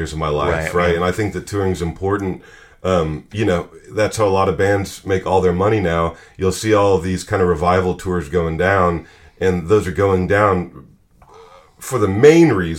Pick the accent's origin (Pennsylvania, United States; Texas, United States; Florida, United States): Texas, United States; Dallas; I'm a guy from Dallas, Texas, man. You know, yeah, right, I'm a Texan. I was born and raised here and slightly educated here